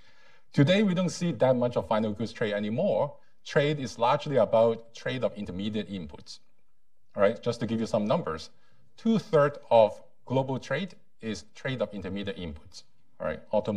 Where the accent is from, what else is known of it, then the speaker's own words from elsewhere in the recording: Hong Kong; also born or lived in Boston, United States; now in United States; I was born and raised in Hong Kong. I got my postgraduate education